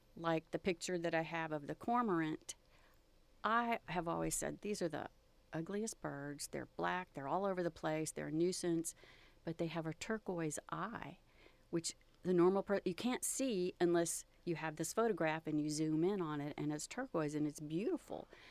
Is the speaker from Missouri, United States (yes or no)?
no; Texas Gulf Coast, United States; growing up along the Gulf Coast